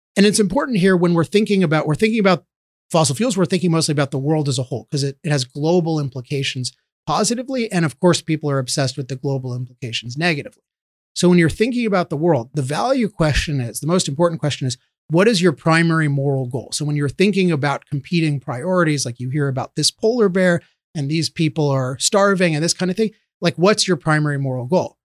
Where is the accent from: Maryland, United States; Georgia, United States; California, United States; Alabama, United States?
Maryland, United States; Chevy Chase; I grew up near here in Chevy Chase, Maryland